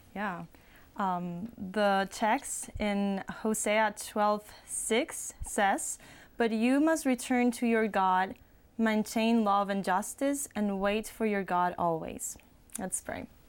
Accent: Puerto Rico; moved away; I am from the island of Puerto Rico

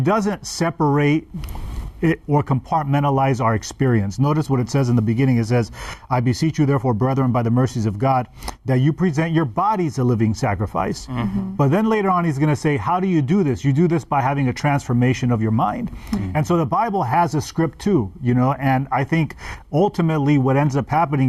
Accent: United States; I was born in America

